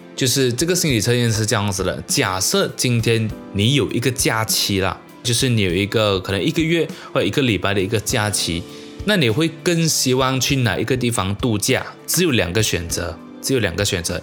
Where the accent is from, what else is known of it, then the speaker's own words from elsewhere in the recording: Malaysia; 我生在马来西亚其实是非常非常幸福的一件事情